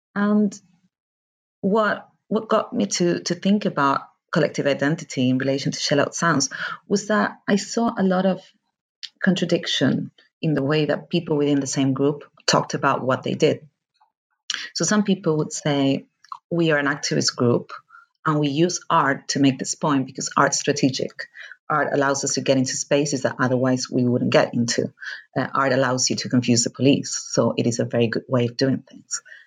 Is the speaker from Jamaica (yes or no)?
no; Argentina; moved away; I am from Argentina